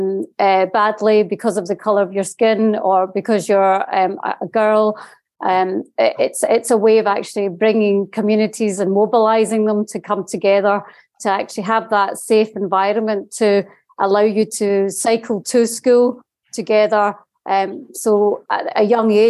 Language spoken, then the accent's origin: English; Scotland, United Kingdom; I'm from Scotland. I live in the borders in Scotland